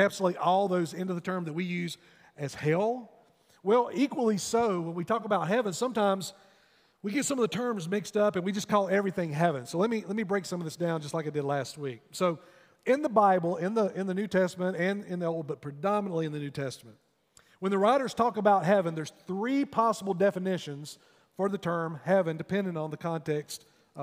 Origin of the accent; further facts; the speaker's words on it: North Wilkesboro, North Carolina, United States; When you go up through my hometown, if you're making a trip up to the mountains, you'll pass through North Wilkesboro there on Highway 421.